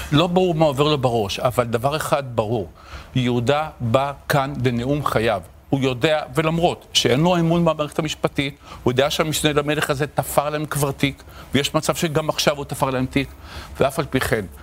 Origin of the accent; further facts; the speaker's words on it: Tel Aviv, Tel Aviv District, Israel; גדלתי בשכונת התקווה